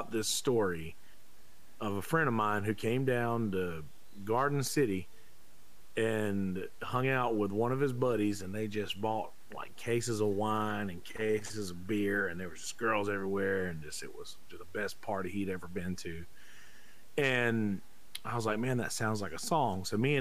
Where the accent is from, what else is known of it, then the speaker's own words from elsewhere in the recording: Bennettsville, South Carolina, United States; accent: country; now in Myrtle Beach, United States; I was born in a little town called Bennettsville, South Carolina.